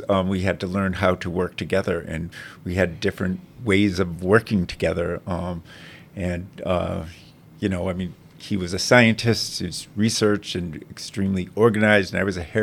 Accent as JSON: {"language": "English", "area": "Cape Cod", "region": "Massachusetts", "country": "United States", "tie": "born or raised there", "accent": "East Coast Boston", "moved": "yes", "lives_now": "Marin, United States", "said": "I was born in Cape Cod, Mass"}